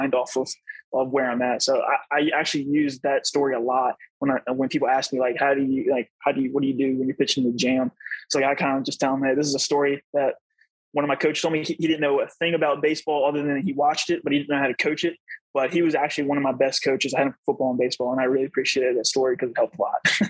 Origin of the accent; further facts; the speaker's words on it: Virginia, United States; I grew up in Virginia